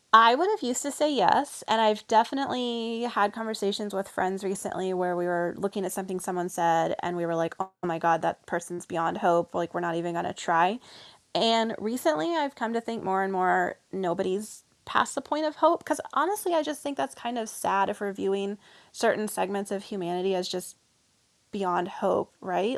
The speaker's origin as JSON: {"language": "English", "region": "the South", "country": "United States", "said": "I'm from the South"}